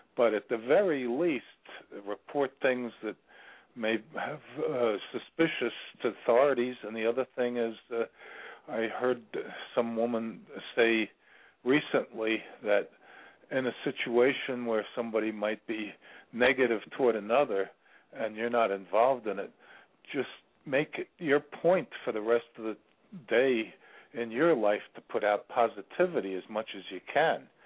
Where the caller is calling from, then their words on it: Virginia, United States; I'm calling from Virginia